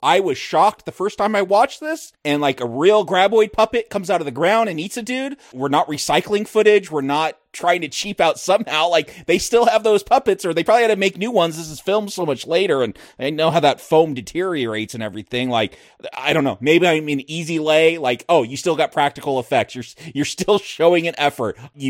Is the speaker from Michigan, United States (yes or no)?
no; California, United States; This was all filmed up by where I grew up in Northern LA County back when it was like in the 50s and 60s and 70s.